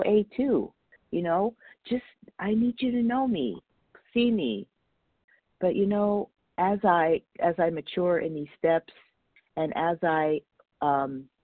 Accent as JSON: {"language": "English", "town": "Los Angeles", "region": "California", "country": "United States", "tie": "born or raised there", "said": "I was brought up in Northridge, California, Porter Ranch"}